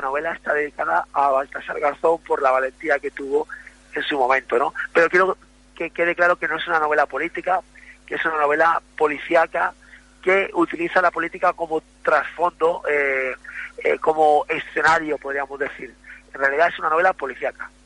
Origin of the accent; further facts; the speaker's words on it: Ceuta, Spain; moved away; por fin volveré a mi tierra